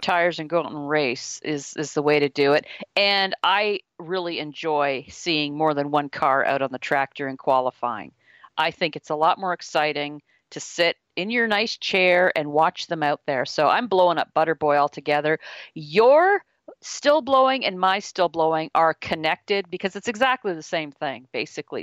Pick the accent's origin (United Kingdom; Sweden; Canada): Canada; being a Canadian